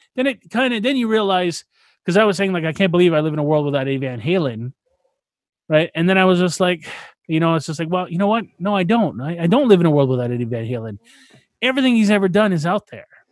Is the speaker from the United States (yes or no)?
no; Canada; I'm Canadian.